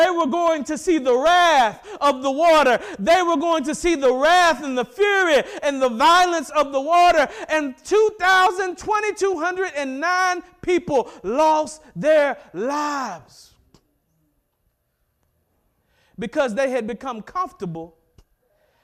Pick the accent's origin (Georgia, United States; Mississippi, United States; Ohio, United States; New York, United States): Mississippi, United States; I'm from Mississippi